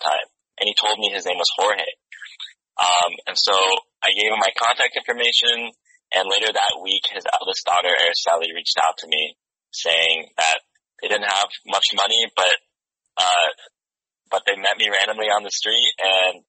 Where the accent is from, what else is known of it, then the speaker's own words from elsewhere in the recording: San Diego, California, United States; I'm actually not from Watts. I'm from San Diego